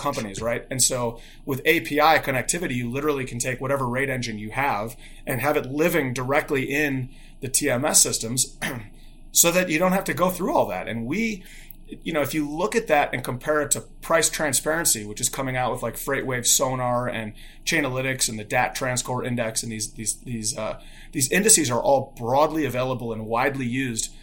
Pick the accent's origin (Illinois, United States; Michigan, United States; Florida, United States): Illinois, United States; Chicago; also born or lived in Bloomington, Indiana; I grew up in Chicago, in the, in, in the suburbs of Chicago